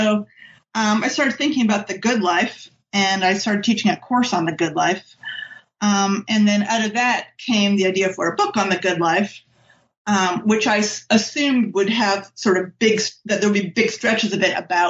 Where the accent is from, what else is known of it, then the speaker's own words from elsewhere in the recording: State College, Pennsylvania, United States; I'm from State College, Pennsylvania, and that's the town where Penn State is.